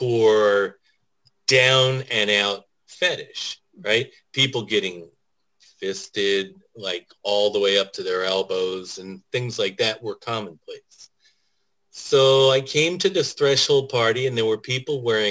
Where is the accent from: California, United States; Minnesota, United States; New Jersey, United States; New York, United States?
New Jersey, United States; Jersey City; moved away as an adult; I was born in Jersey City. So I grew up right across the river from Manhattan.